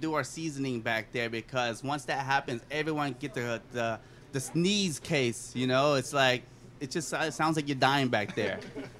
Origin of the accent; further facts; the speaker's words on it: Louisiana, United States; We come from a family of eating spicy food, you know, being Cajun and all.